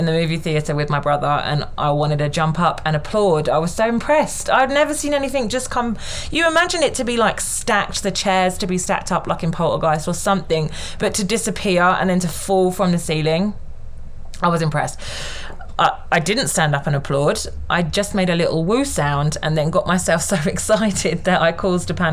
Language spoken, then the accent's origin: English; United Kingdom; I'm British